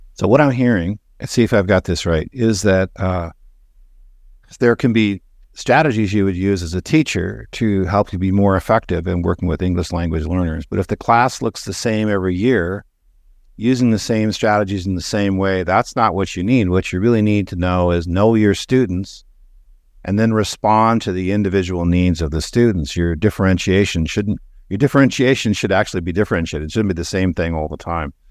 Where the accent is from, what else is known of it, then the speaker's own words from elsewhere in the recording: Canada; moved away; So I grew up in Canada. I'm a dual citizen.